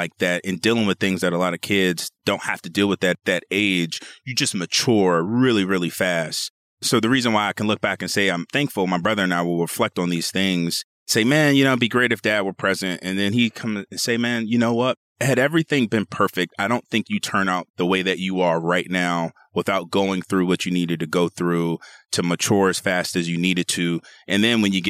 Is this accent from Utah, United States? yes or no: no; Seat Pleasant, Maryland, United States; grew up very, very, I'd say humbly is the way I like to put it. Sea Pleasant, Maryland. It's in Prince George's County, Maryland, a suburb of Washington, D.C.